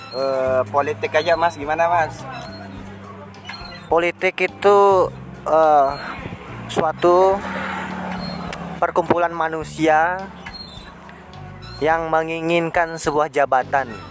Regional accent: West Nusa Tenggara, Indonesia; Saya orang Sumbawa, saya mas.

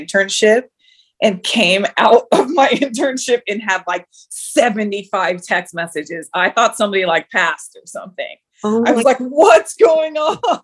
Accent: United States; I grew up obviously here in the States, but like my parents were always like, you're Cameroonian

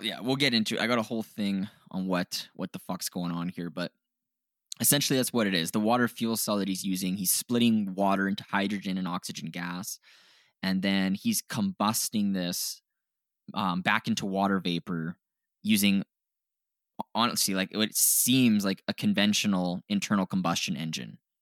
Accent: Canada; we're Canadian.

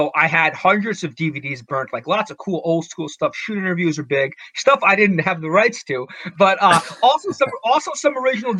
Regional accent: New York, United States; I was born and raised in New York.

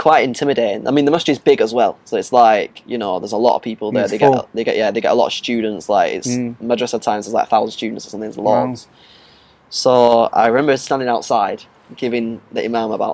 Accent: Blackburn, North West England, United Kingdom; I'm from Blackburn

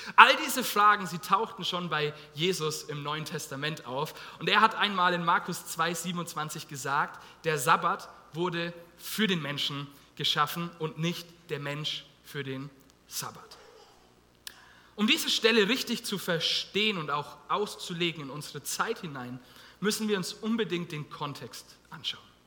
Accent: Germany; wir als Deutsche

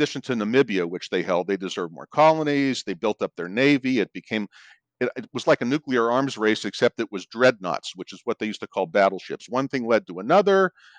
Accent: Miami Beach, Florida, United States; also born or lived in Pittsburgh; now in Phoenix, United States; I was born in Miami Beach. I was raised between Miami Beach and Pittsburgh. Long story. Ended up in Arizona.

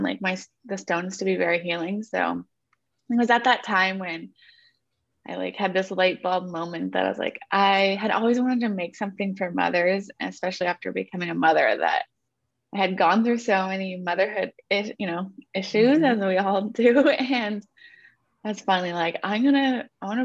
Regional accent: Northern California, United States; moved away as an adult; now in Santa Barbara, United States; I'm from Northern California

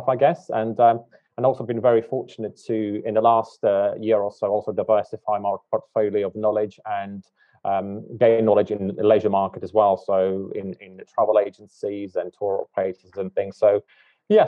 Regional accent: Latvia; moved away as an adult; also born or lived in United Kingdom / Dubai / Hong Kong; I was born in Latvia, and I lived there for somewhat 20 odd years

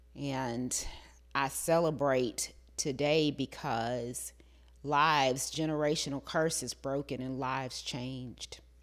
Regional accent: the South, United States; growing up in the South

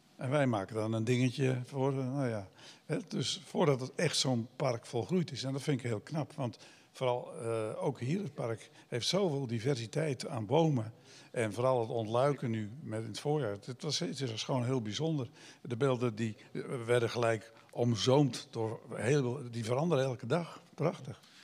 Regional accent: Giessendam, South Holland, Netherlands; Ik ben ooit opgegroeid in eh, het Gorkumse

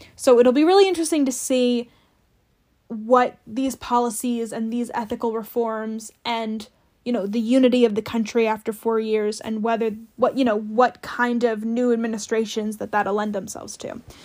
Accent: New Jersey, United States; moved away as an adult; also born or lived in Greentown, Pennsylvania; now in Washington, D.C., United States; I grew up in New Jersey, so my mayor was Chris Christie for a long time

